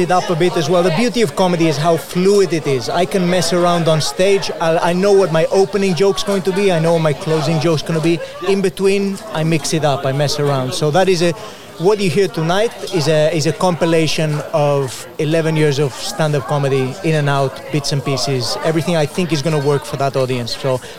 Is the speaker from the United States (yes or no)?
no; Balearic Islands, Spain; now in United Kingdom; I grew up in Mallorca. which was filled with British people. I got a very good sense of British sense of humor before I came to the UK. My mom is Welsh as well.